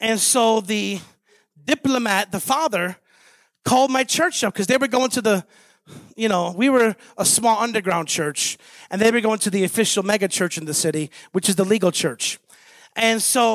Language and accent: English; Chicago, Illinois, United States; moved away as an adult; also born or lived in Beijing / Montreal / Columbus, Ohio; now in Tulsa, United States; I'm from Chicago. I ran those streets. I shot at people. I was shot at multiple times. I was in that there in Chicago